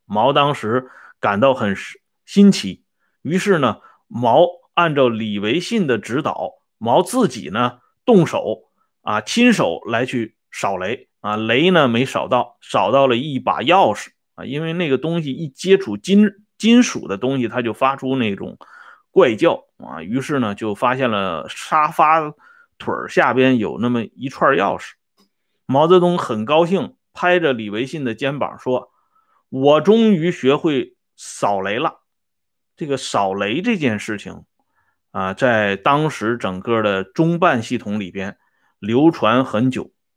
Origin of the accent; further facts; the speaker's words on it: Shandong, China; 咱们山东人